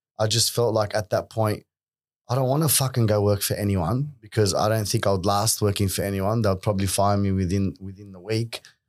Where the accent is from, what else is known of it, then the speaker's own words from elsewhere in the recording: Sydney, New South Wales, Australia; growing up in Western Sydney at that time, You know, I went to an all Lebanese school.